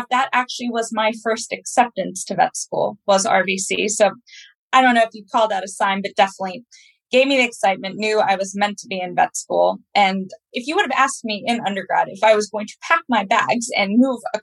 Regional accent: Pennsylvania, United States; accent: American; moved away as an adult; also born or lived in West Virginia / Washington, D.C.; now in London, United Kingdom; I was raised in Pennsylvania. I was actually born in West Virginia.

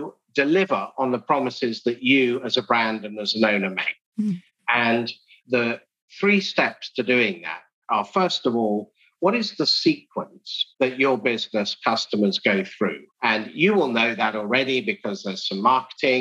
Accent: England, United Kingdom; moved away as an adult; also born or lived in Edinburgh / London; now in Houston, United States; I speak funny because I grew up in England. I now live in Houston, Texas, in America.

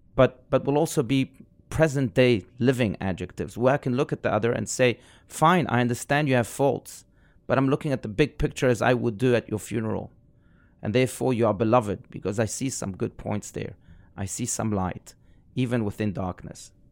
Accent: South Africa; I was raised in South Africa.

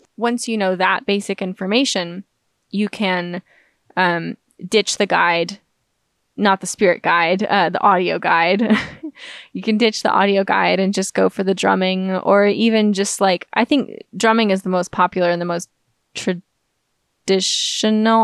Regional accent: United States; the scientific atheism that I've been exposed to my entire life growing up in America

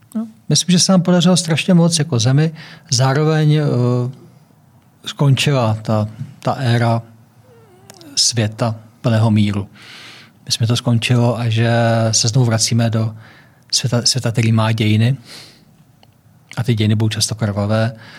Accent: Czechia; my Češi

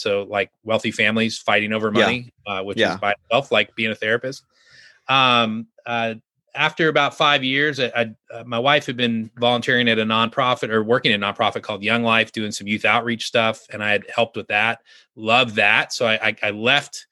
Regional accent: Southern California, United States; moved away as an adult; now in Arkansas, United States; growing up in Southern California

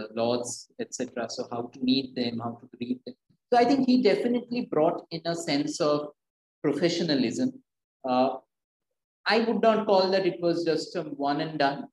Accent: Kolkata, West Bengal, India; Growing up in Calcutta

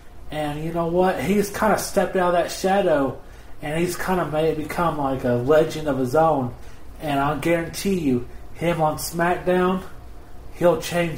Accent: Knoxville, Tennessee, United States; Now, of course, I'm from Knoxville. She's from Knoxville. So, you know, we got a special bond there.

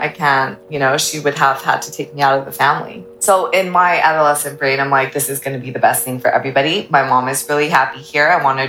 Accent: United States; also born or lived in Ecuador; Yeah, because we moved back to States when I was like 6 months and I got my citizenship and all of that.

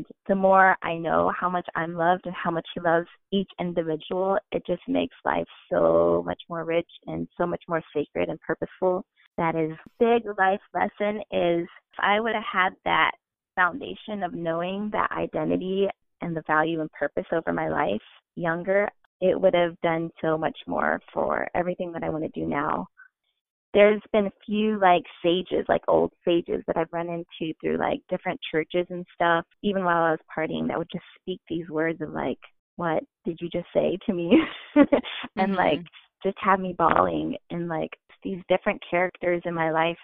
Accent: Indiana, United States; moved away as an adult; also born or lived in San Francisco Bay Area; growing up in Indiana, I grew up in a household

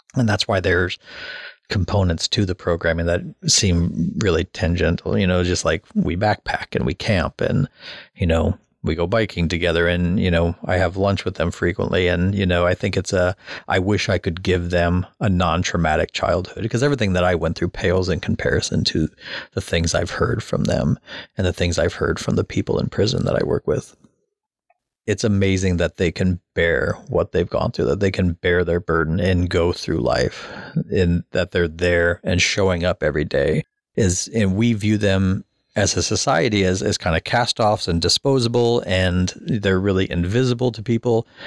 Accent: Omaha, Nebraska, United States; I grew up in South Omaha and I grew up fighting people every day

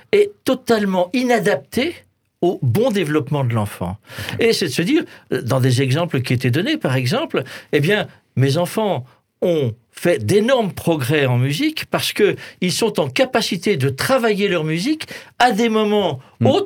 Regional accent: Alsace, Grand Est, France; je suis alsacien.

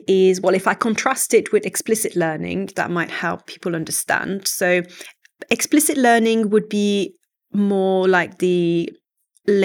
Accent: Quebec, Canada; first language French; English is a second language; So, I'm from a very monolingual French-speaking family. I come from Canada originally, but the French-speaking part of Canada, so the province of Quebec. And so, yeah, everything in my life happened in French up to a certain age.

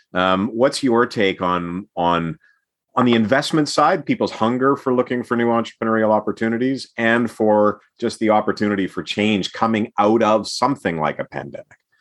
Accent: Edmonton, Alberta, Canada; I grew up in Edmonton during the heyday of the Edmonton Oilers

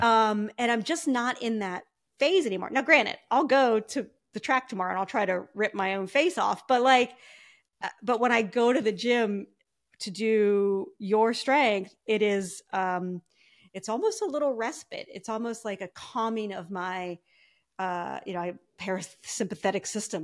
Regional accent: Ohio, United States; I grew up in Ohio

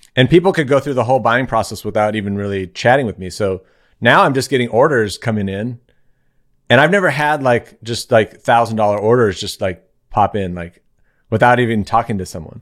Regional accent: Claremont, California, United States; I live in Claremont, California

